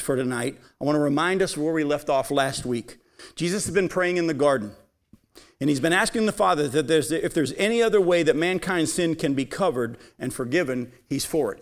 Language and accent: English; New England, United States; as a kid growing up in New England